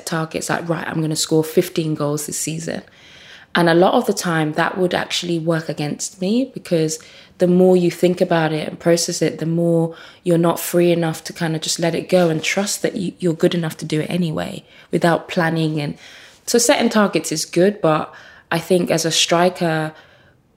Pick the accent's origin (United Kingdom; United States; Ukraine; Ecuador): United Kingdom; Birmingham, West Midlands; also born or lived in Nigeria; I'm from quite humble beginnings and certainly growing up in Birmingham